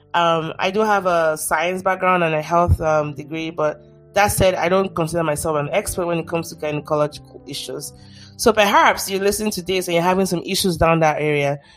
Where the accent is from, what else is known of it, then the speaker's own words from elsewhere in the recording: Nigeria; I'm Nigerian, I should be careful how I say this. Especially Yoruba